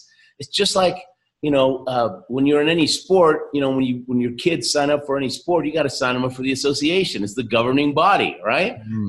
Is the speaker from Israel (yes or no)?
no; Argentina; born there; I happen to tell him that I was born in Argentina